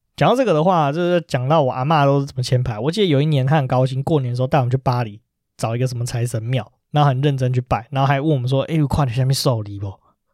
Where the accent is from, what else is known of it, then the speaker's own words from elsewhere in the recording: Taipei, Taiwan; 因为我们台北人